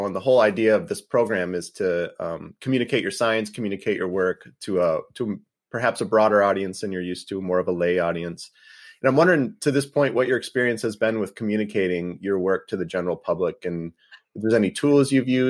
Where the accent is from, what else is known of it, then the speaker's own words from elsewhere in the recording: Detroit, Michigan, United States; I grew up in the Detroit region